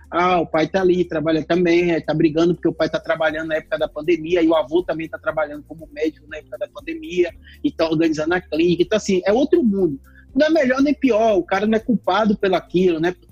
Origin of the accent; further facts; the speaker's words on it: Rio Grande do Sul, Brazil; eu sou do Rio Grande do Sul e aqui no Rio Grande do Sul nós temos uma população negra muito pequena.